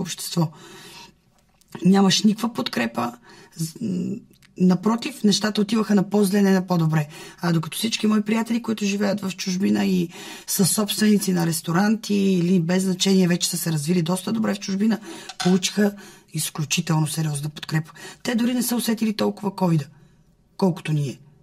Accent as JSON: {"language": "Bulgarian", "country": "Bulgaria", "said": "аз като една българка от ромски происход, много обичаща държавата си"}